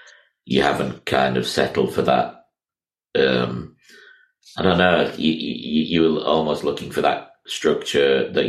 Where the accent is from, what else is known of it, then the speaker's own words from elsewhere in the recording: Miami, Florida, United States; I was born in Miami myself